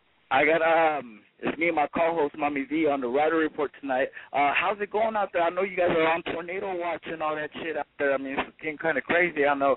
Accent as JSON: {"language": "English", "region": "West Coast", "country": "United States", "said": "even though I'm from the West Coast, the best coast, the left coast"}